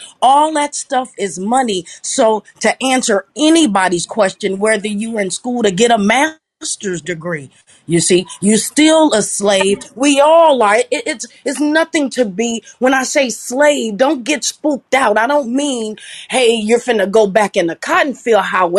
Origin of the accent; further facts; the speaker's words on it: Chicago, Illinois, United States; I'm from Chicago.